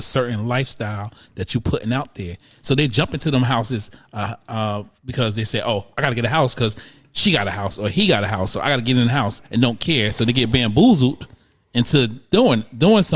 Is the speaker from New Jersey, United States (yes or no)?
yes; New Jersey, United States; moved away; I'm not from Brooklyn. I'm from actually Jersey